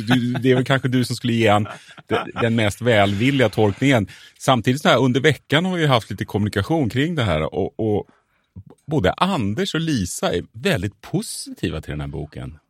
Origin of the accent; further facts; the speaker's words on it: Örebro, Örebro County, Sweden; also born or lived in Södertälje; själv är jag faktiskt född i Södertälje men räknar mig som örebroare. Har bott i området Ronna.